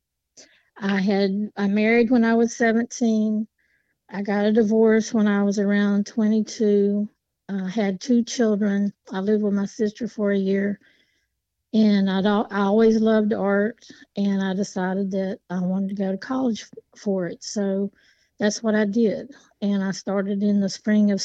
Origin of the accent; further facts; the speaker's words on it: Appalachia, United States; I grew up in Appalachia.